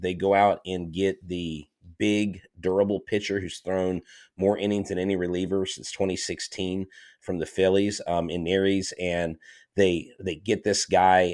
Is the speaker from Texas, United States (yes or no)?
yes; Houston, Texas, United States; also born or lived in Florida; So I consider myself an honorary Texan. I got here, I guess, when I was like 17 months old